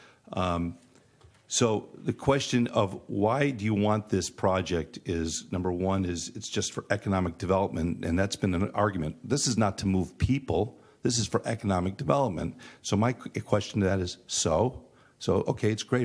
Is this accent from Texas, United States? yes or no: no; Chicago, Illinois, United States; now in Florida, United States; I grew up in Chicago, where rail was part of our life